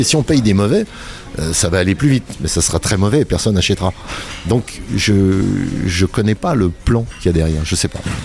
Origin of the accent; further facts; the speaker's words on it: Saint-Étienne, Auvergne-Rhône-Alpes, France; Nos potes du quartier à Saint-Étienne